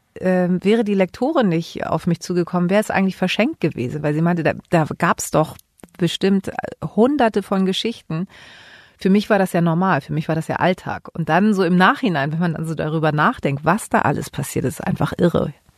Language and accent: German; Hamburg, Germany; Ich bin hier in Hamburg geboren